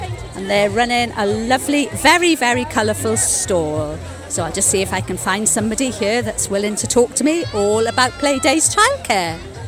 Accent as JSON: {"language": "English", "area": "Pembrokeshire", "region": "Wales", "country": "United Kingdom", "said": "I come from Pembrokeshire"}